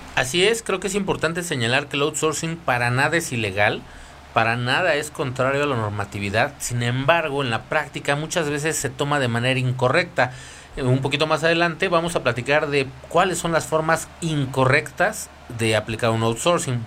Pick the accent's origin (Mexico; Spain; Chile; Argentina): Mexico; nosotros como país